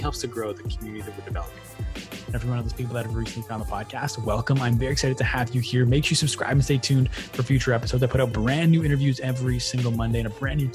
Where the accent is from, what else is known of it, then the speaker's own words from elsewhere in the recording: Ottawa, Ontario, Canada; also born or lived in Portage la Prairie, Manitoba, Canada; So I'm based in Ottawa, Ontario, Canada right now. Okay. And so I lived there